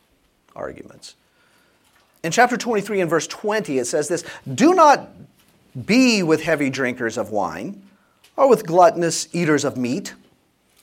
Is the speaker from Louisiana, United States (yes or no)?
yes; South Louisiana, United States; Growing up in South Louisiana, when I was taking my driver's ed course, so that was in 1980